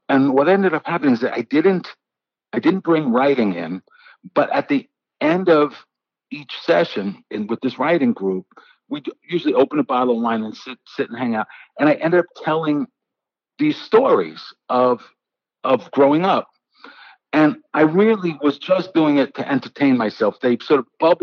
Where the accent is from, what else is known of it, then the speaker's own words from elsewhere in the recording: New York City, New York, United States; I was born and raised in the Bronx